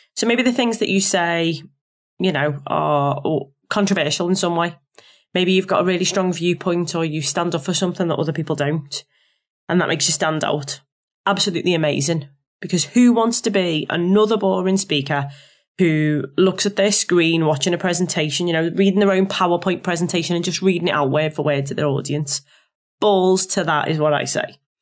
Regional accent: Liverpool, North West England, United Kingdom; accent: Scouse; my accent as a scouser

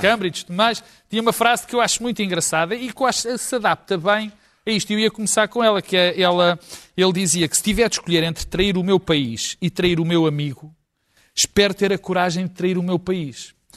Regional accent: Portugal; como português

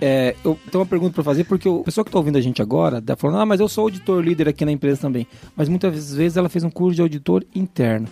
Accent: Paraná, Brazil; Eu sou paranaense

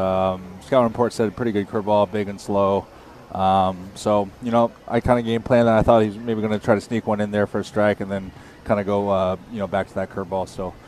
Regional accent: California, United States; So I grew up in California

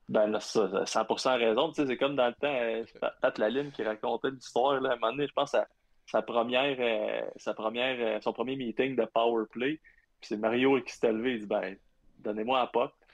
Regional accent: Abitibi, Quebec, Canada; also born or lived in Ottawa; moi, je viens de l'Abitibi

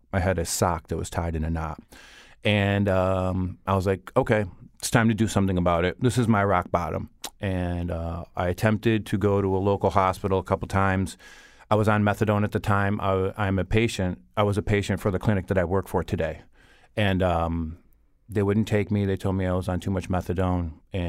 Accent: Bristol, Connecticut, United States; now in Hartford, United States; I grew up in Bristol, right where I work. And I went to Bristol Central High School. I graduated in 1997. And years later, I moved to the Hartford area, and I've lived here ever since.

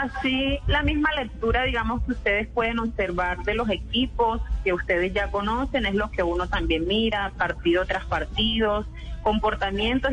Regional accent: Santa Marta, Magdalena, Colombia; born or raised there; moved away as an adult; now in Cúcuta, Colombia

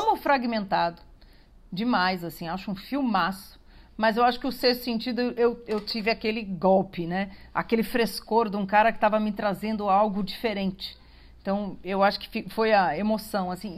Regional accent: São Paulo, Brazil; eu que sou paulistana

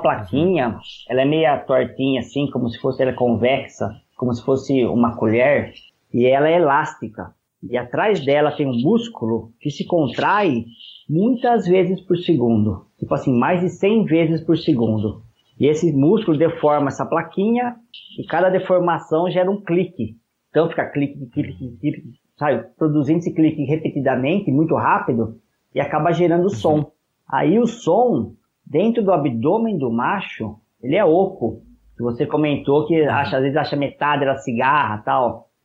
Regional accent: Matão, São Paulo, Brazil; also born or lived in São Carlos / Jaboticabal; Eu sou lá do interior de São Paulo, de uma cidade chamada Matão.

